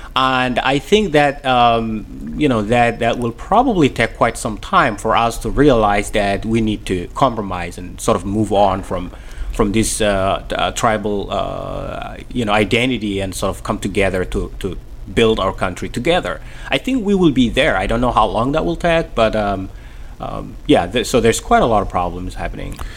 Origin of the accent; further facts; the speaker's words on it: Somalia; English is a second language; moved away as an adult; also born or lived in Kenya / Mogadishu; now in Maine, United States; growing up in Somalia and coming coming to Maine